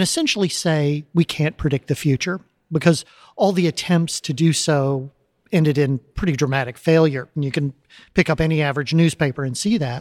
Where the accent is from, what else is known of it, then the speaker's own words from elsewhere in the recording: Texas City, Texas, United States; moved away as an adult; I grew up in a little town called Texas City, down by the coast here